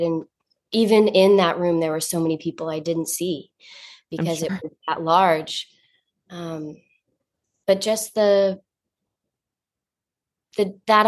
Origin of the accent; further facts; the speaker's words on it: North Carolina, United States; now in New York, United States; I'm from North Carolina